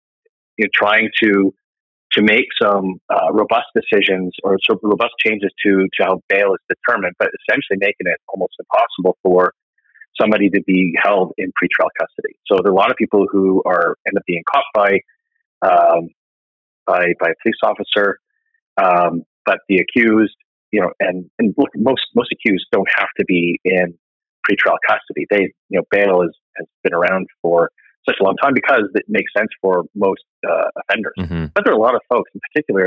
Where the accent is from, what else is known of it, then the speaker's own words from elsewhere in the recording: Calgary, Alberta, Canada; also born or lived in Edmonton; I'm from Calgary, but I do also have a place in Edmonton